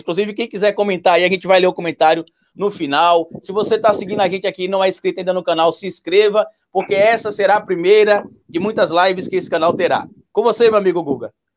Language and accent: Portuguese; Itabuna, Bahia, Brazil; na minha cidade natal, lá em Tabuna